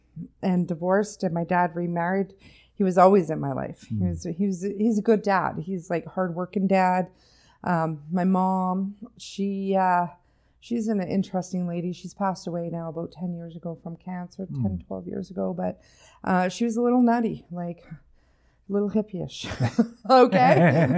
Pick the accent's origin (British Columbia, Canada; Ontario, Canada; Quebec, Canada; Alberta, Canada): British Columbia, Canada; Comox; No, I was born in on Vancouver Island in the Comox Valley, born and raised there.